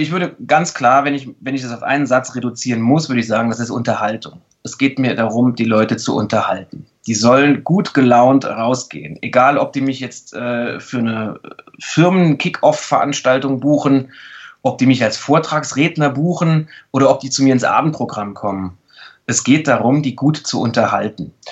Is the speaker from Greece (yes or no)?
no; Saarland, Germany; dass ich in einem sehr, sehr kleinen Bundesland aufgewachsen bin. Ich komme ja aus dem Saarland.